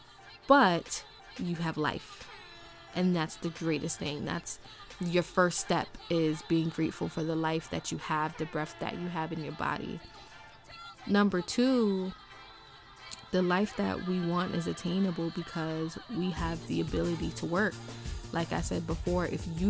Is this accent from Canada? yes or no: no; Jamaica; moved away; I'm from Jamaica